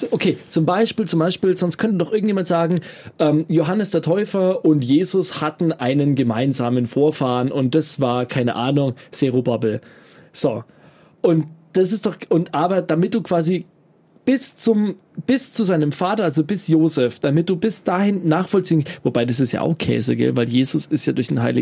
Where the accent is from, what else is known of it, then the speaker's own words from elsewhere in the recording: Bavaria, Germany; born there; Jetzt weiß ich bis drei Generationen zurück, dass wir alles gebürtige Oberfranken sind und dass es da überhaupt gar keinen anderen Einfluss gibt.